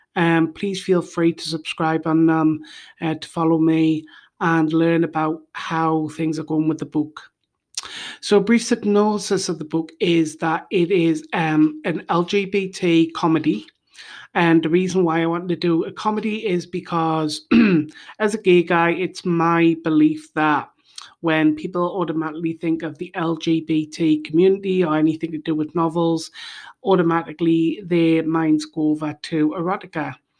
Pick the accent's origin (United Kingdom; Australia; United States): United Kingdom; now in Bulgaria; I am originally from the United Kingdom, and now I live in Bulgaria